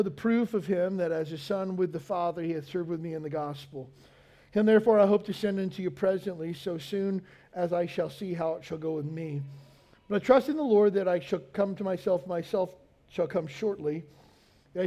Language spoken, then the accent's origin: English; Kentucky, United States; moved away as an adult; also born or lived in Pensacola, Florida; now in Hawaii, United States; I grew up in Kentucky in a small town and joined the Navy right out of high school